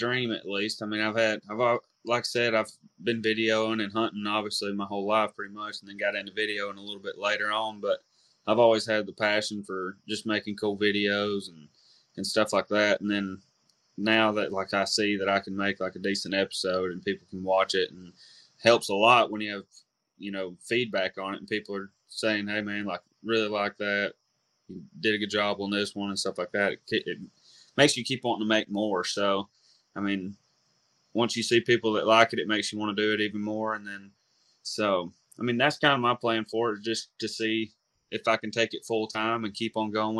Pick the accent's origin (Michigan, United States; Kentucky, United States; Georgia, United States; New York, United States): Georgia, United States; Dawson County, North; also born or lived in Dahlonega; I went to North and Dawson